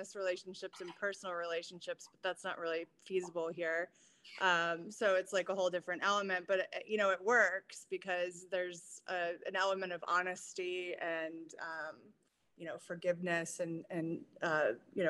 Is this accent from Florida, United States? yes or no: yes; Florida, United States; we grew up in Florida, so we have such vivid memories of, you know, having the beach of being our backyard